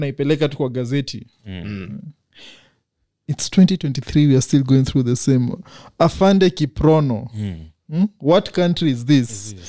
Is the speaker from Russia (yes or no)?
no; Nigeria; No, we are Lithuania, I'm Nigerian.